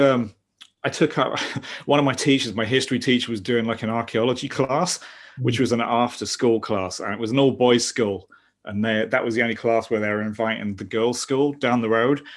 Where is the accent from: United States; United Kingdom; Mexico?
United Kingdom; London; I'm from South London. That's where that's where I am now